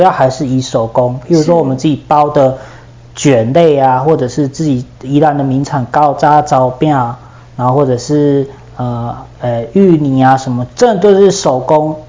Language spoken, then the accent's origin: Chinese; Yilan County, Taiwan; 我来自于宜兰嘛